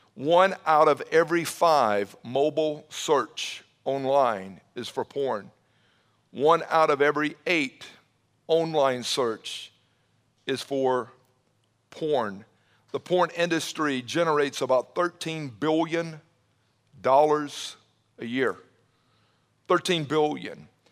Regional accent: Atlanta, Georgia, United States; growing up in the Atlanta area, uh, back in the seventies, I graduated high school in nineteen eighty

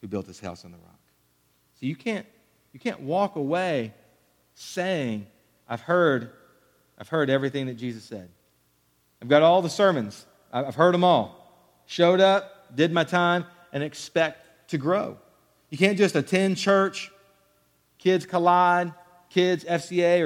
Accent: Killeen, Texas, United States; growing up in Killeen, Texas

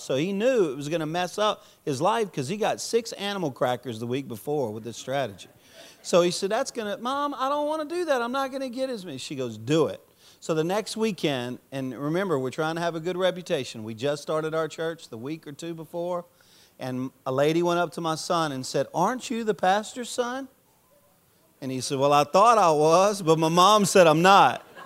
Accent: Louisiana, United States; I'm a Cajun from Louisiana

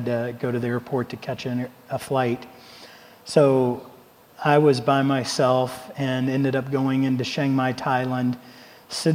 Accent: Ohio, United States; I'm from Ohio.

